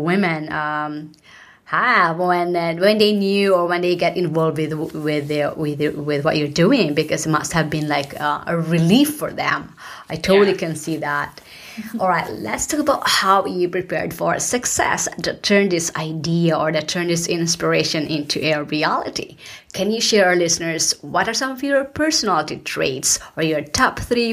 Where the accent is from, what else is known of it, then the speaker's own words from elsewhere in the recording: Philippines; now in United States; I was born in the Philippines and I migrated to the US, and this is not my home country